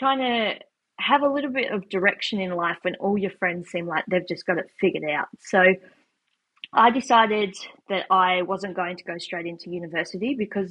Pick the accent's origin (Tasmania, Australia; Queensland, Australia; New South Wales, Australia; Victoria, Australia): Tasmania, Australia; moved away as an adult; now in New Zealand; I grew up in Tasmania, Australia, where I went to school all the way up until year 12